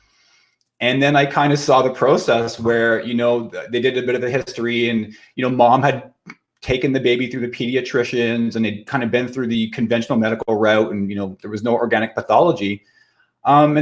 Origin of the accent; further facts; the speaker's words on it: Kirkland Lake, Ontario, Canada; also born or lived in Ottawa / Toronto; I've been in private practice in my hometown of Kirkland Lake, Ontario.